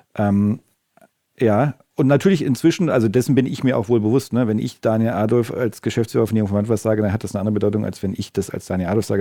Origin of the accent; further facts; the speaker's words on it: Northern Germany, Germany; now in Stuttgart, Germany; ich bin auch als Norddeutscher irgendwie, also äh, als ich äh, hierher gezogen bin